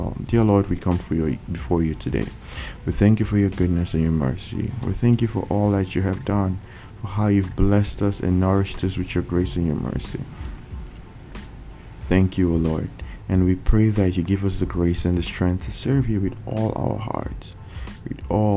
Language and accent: English; Nigeria; I come from Nigeria.